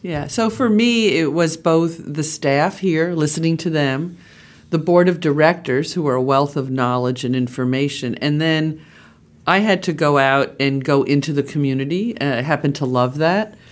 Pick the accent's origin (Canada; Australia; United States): United States; Long Island, New York; moved away as an adult; also born or lived in Boston; I grew up in the suburbs of New York City out on Long Island